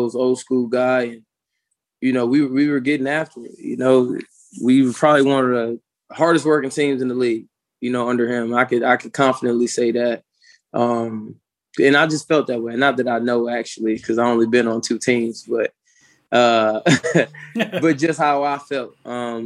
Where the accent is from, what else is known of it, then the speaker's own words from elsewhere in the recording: Wisconsin, United States; moved away; I'm from Wisconsin